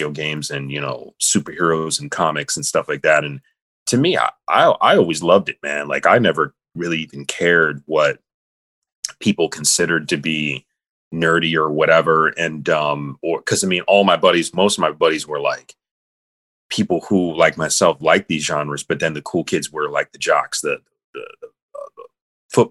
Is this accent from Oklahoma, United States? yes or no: no; Grand Rapids, Michigan, United States; now in New York, United States; one of my best friends, Jim Lee, who I grew up with in Grand Rapids, Michigan